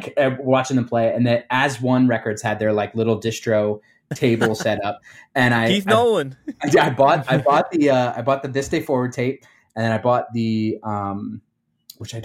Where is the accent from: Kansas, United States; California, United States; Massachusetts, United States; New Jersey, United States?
New Jersey, United States; Cherry Hill; accent: Jersey; moved away as an adult; also born or lived in Philadelphia, Pennsylvania; now in Chicago, United States; I grew up in a town called Cherry Hill